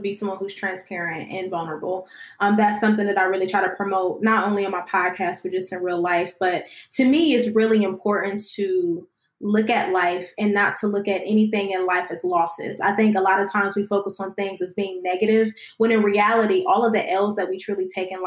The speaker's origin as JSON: {"language": "English", "town": "Columbus", "region": "Ohio", "country": "United States", "said": "I'm from Columbus, Ohio. That's where I currently am right now"}